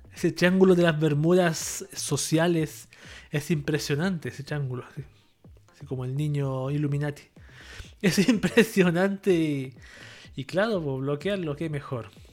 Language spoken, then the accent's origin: Spanish; Chile